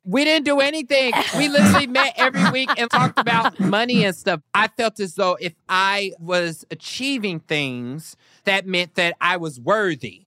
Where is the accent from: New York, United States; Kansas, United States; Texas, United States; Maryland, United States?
Kansas, United States; I was also from Kansas